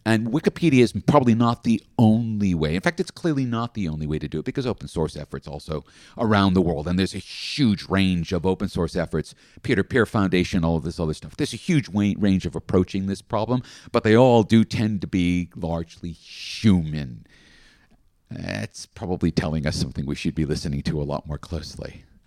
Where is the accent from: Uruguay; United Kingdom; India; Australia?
Australia; as an Australian